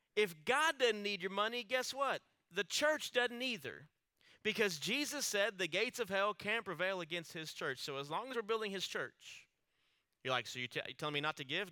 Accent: Alice, United States; growing up in Alice, my family, we always attended a small church there in town

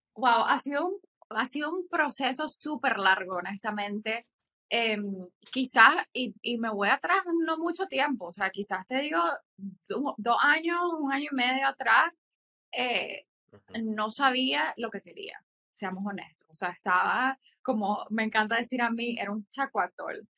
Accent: Nicaragua; also born or lived in Mexico; soy de Nicaragua, eh, vivo aquí, o sea, aquí nací, estudié una parte de mi vida en México

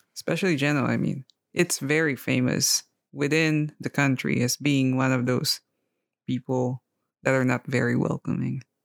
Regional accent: Philippines; moved away as an adult; also born or lived in France / Poland; now in Italy; growing up in the Philippines, I had a lot of exposure with different languages

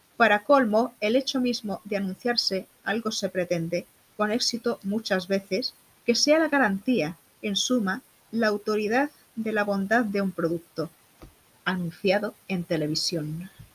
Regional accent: Málaga, Andalusia, Spain; soy malagueña de nacimiento

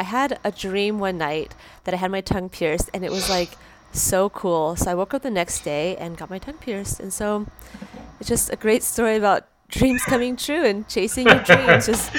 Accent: San Diego, California, United States; I grew up in San Diego.

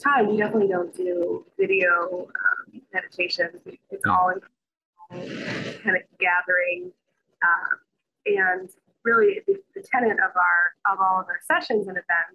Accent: Chicago, Illinois, United States; moved away as an adult; I'm originally from the Midwest, Chicago

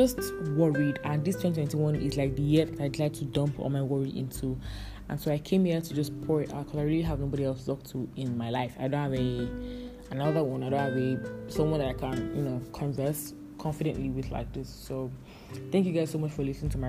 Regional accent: Calabar, Cross River, Nigeria; accent: Calabar; my Calabar accent

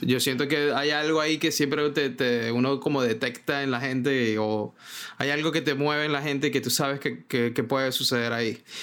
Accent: Maracaibo, Zulia, Venezuela; moved away as an adult; also born or lived in Caracas, Venezuela / Miami, United States; now in New York, United States; yo vengo de Maracaibo

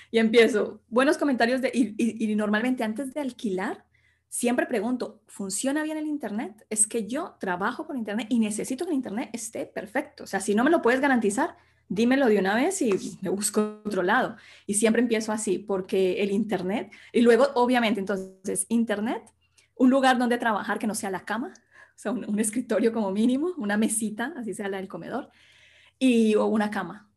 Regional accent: Sevilla, Valle del Cauca, Colombia; moved away as an adult; also born or lived in Bogotá, Colombia; now in Spain; yo soy colombiana, nací en Colombia, en un pequeño pueblito que se llama Sevilla

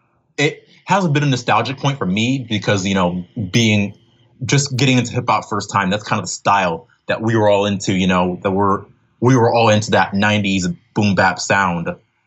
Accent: Pennsylvania, United States; also born or lived in Philadelphia, United States; Right now I'm living right hopping between Roarsford and Philadelphia, Pennsylvania. I'm basically like a Pennsylvania kid. I've lived in a bunch of places in this state.

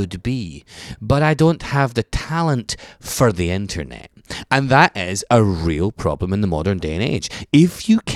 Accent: Scotland, United Kingdom; moved away; I'm Scottish.

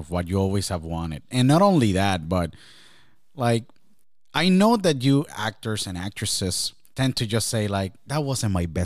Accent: Shrewsbury, New Jersey, United States; also born or lived in Jacksonville; I came from Shrewsbury, New Jersey, then I went to Jacksonville, and I make it here

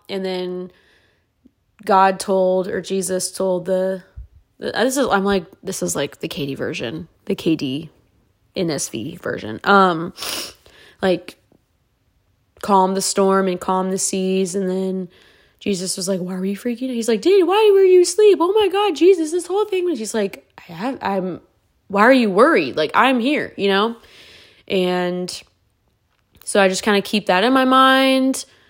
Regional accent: California, United States; moved away; my childhood's in California. I was raised there

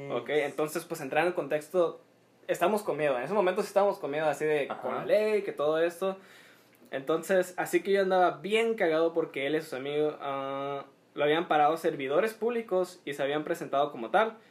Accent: Mexico

